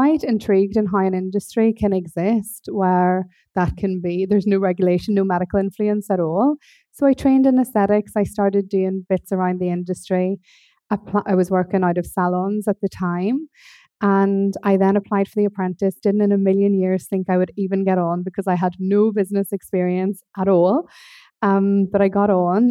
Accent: Northern Ireland, United Kingdom; accent: Northern Irish; moved away as an adult; also born or lived in Norwich / East London; now in London, United Kingdom; I came from Northern Ireland, as you can probably hear from the accent

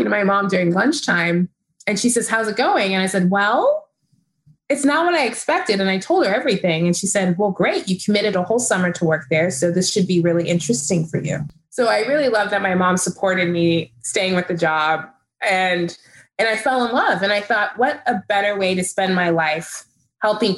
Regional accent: Texas, United States; I grew up in Texas, which is, you know, a conservative state.

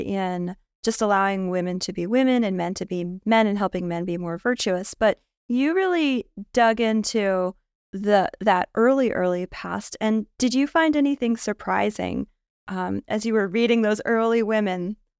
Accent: United States; as an American high school student in the nineties

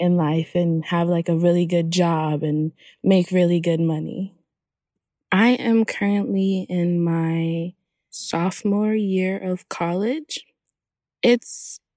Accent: Hollywood, Florida, United States; also born or lived in Haiti; I'm from Haiti, and I grew up in Hollywood, Florida

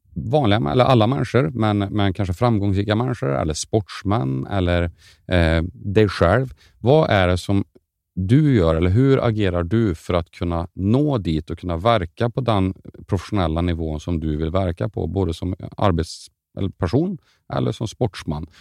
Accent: Karlstad, Värmland, Sweden; jag är från Karlstad

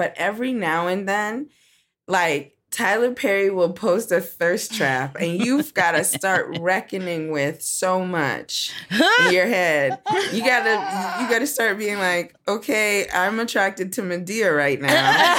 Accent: Nigeria; I'm Nigerian

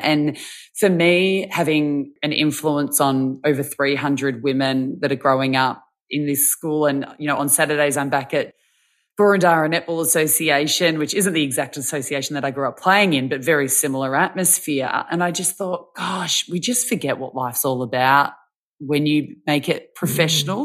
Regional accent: Victoria, Australia; I'm from Victoria

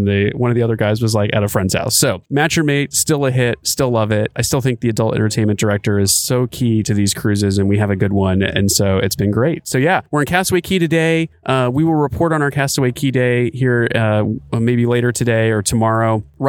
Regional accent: Seattle, Washington, United States; I normally don't order the salmon because we're from Seattle and we get really good salmon in Seattle.

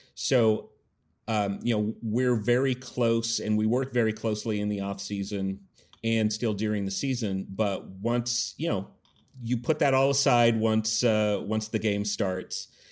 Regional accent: Yakima, Washington, United States; born and raised in Yakima

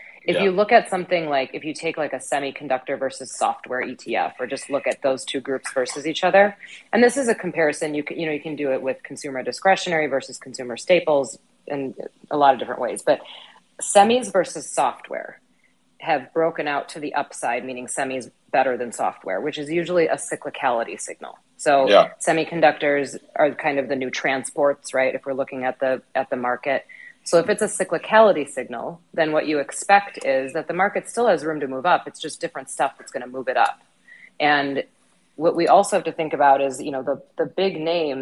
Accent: Wisconsin, United States; I grew up in Wisconsin.

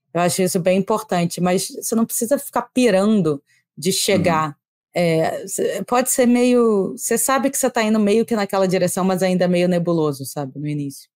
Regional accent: Rio de Janeiro, Brazil; accent: carioca; eu falo com sotaque carioca

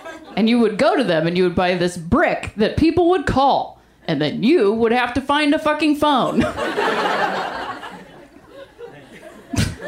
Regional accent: Ohio, United States; moved away

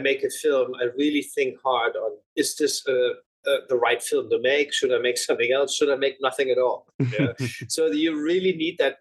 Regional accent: Germany; When you grow up in Germany

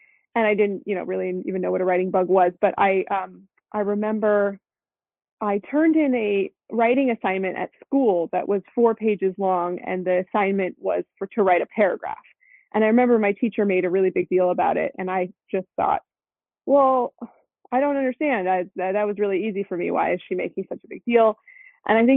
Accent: Los Angeles, California, United States; moved away; also born or lived in Colorado; I was born in Los Angeles, actually. I'm one of the few people that can call myself an LA native

